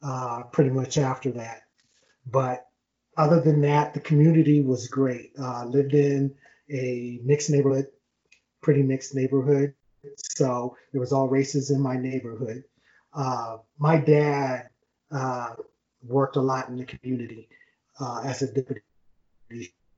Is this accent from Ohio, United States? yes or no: yes; Akron, Ohio, United States; now in Colorado Springs, United States; I live in Colorado Springs now, but I was born and raised in Akron, Ohio